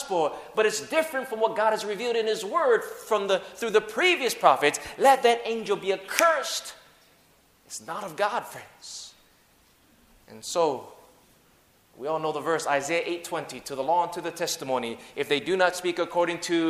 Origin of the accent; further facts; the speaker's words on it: Hawaii, United States; I grew up in Hawaii, so English is my second language. Broken English is my first language